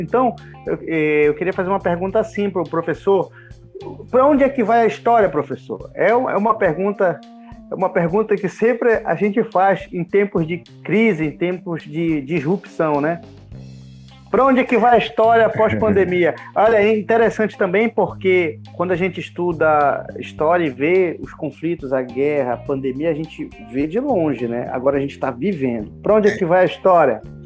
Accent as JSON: {"language": "Portuguese", "town": "Santa Isabel", "country": "Brazil", "said": "eu nunca saí de Santa Isabel"}